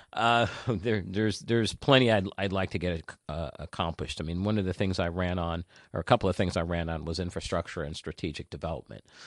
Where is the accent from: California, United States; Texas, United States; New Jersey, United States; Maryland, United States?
New Jersey, United States; also born or lived in Queens, New York / Haiti (family); I was born in Queens, New York, Jackson Heights, to be exact. And, uh, but I consider myself a Jersey boy